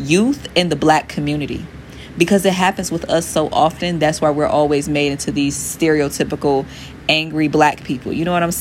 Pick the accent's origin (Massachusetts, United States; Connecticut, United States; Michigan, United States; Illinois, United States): Michigan, United States; Detroit; I'm from Detroit, Michigan, the east side to be exact